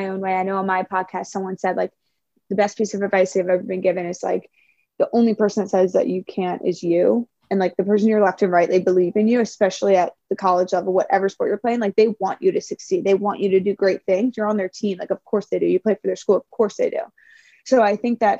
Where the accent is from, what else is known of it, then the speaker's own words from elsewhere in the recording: Maryland, United States; moved away as an adult; now in California, United States; we were in my home state, so many of my friends were there. Like it was in my backyard, essentially Maryland